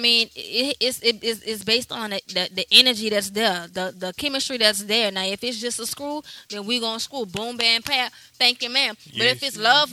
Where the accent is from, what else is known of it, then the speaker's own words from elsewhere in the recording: United States; I'm an American black woman.